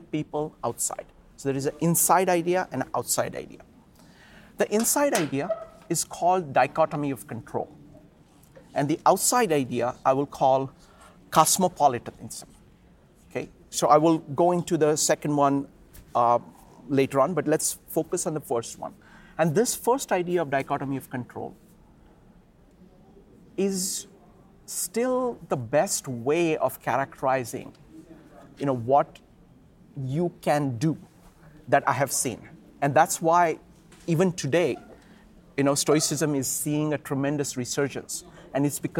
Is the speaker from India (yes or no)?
yes; India; I grew up in the Indian culture